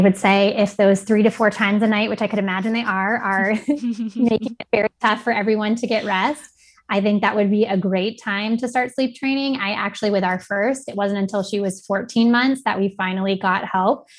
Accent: Gulf Coast of Florida, United States; also born or lived in Austin, Texas; now in Rochester, United States; I grew up in the Gulf Coast of Florida

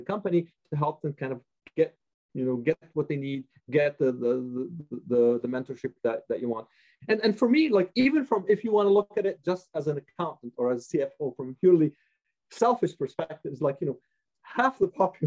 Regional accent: Montreal, Quebec, Canada; moved away; also born or lived in United States / Vancouver; my parents were immigrants, so we immigrated to Montreal in the 70s

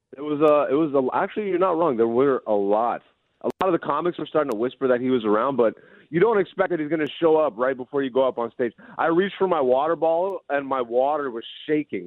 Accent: Greece; also born or lived in Hamilton, Canada; now in Canada; I was born in Greece, But I am Ethiopian. Both my parents are Ethiopian

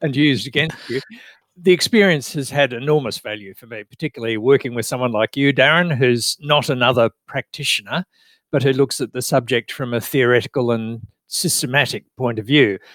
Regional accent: Australia; I'm an Australian

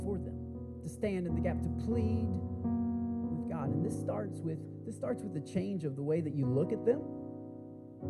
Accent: San Marcos, Texas, United States; moved away as an adult; now in Austin, United States; I'm from San Marcos.

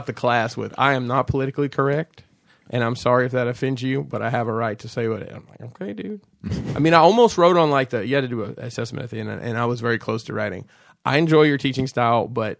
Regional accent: Alabama, United States

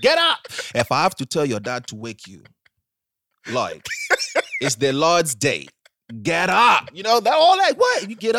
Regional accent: Ghana; no, I'm actually from Ghana.

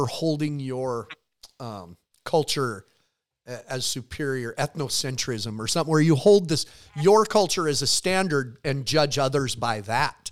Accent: near Browning, Montana, United States; growing up near Browning and the Blackfeet Reservation was just part of kind of how we were growing up

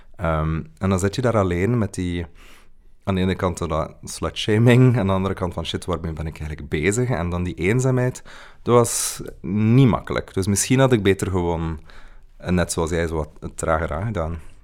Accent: Kortrijk, Flanders, Belgium; moved away; Ik ben van Kortrijk

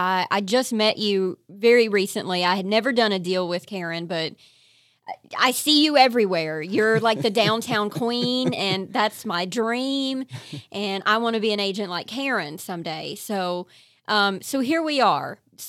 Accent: Eastern Kentucky, United States; I'm from right. Eastern Kentucky. We're poor.

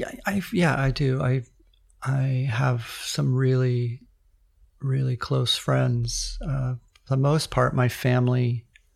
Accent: Redwood City, California, United States; I grew up in sort of a lower to middle class suburb of Redwood City, which is about 20 minutes south of the San Francisco area

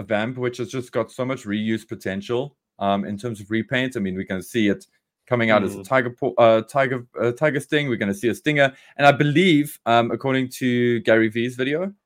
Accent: South Africa; We are South Africans

